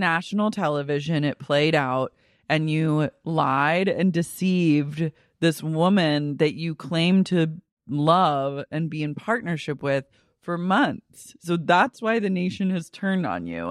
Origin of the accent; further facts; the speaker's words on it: Oklahoma, United States; now in Los Angeles, United States; I'm not even from Oklahoma